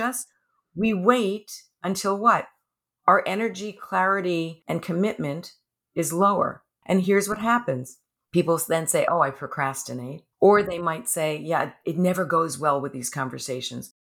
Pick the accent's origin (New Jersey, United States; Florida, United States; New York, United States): New York, United States; now in California, United States; I'm a New Yorker also